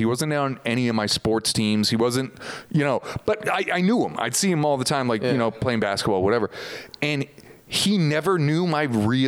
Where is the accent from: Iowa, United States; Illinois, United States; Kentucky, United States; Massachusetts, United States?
Massachusetts, United States; Boston; moved away; also born or lived in New York; I'm from the Boston area